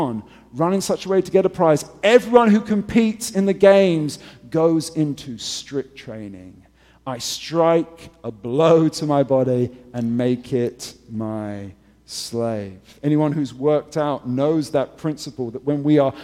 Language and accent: English; England, United Kingdom; moved away; I'm English